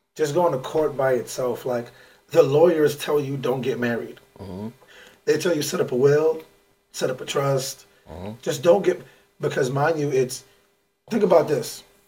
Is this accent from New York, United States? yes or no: yes; New York, United States; I'm from New York